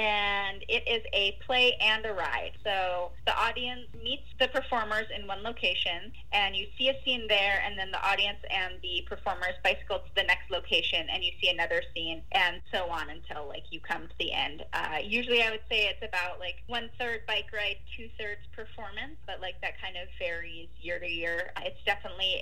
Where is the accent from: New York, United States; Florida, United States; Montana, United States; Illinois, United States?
Montana, United States; Missoula; moved away as an adult; now in Portland, United States; I grew up in Missoula, Montana, but I've been living in the Pacific Northwest for about, well, off and on for the last 20 years, mostly living in Portland, Oregon.